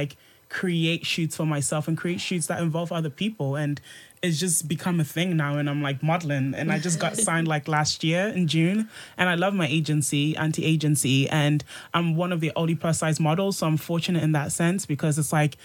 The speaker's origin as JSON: {"language": "English", "town": "Birmingham", "region": "West Midlands", "country": "United Kingdom", "also_born_or_lived": "Ghana", "moved": "as an adult", "lives_now": "London, United Kingdom", "said": "I'm like from Birmingham via Ghana"}